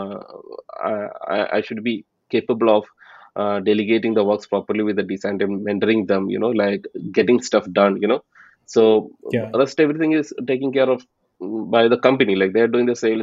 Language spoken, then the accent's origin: English; Palakkad, Kerala, India; moved away as an adult; now in Texas, United States; I'm originally from Palakkad, from India. And right now, I'm based out of Texas